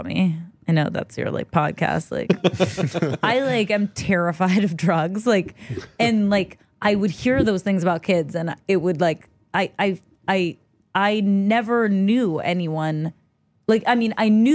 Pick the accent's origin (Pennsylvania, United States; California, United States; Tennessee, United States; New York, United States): California, United States; Los Angeles; I grew up in Los Angeles, California.